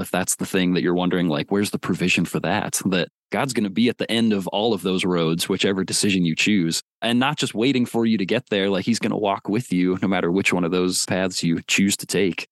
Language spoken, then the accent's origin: English; Warsaw, Indiana, United States; That is my hometown. I am from Warsaw, Indiana